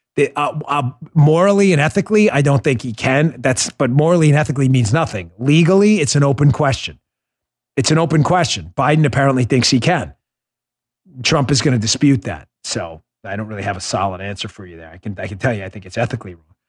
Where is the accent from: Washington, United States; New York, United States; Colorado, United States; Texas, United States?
New York, United States; I grew up in New York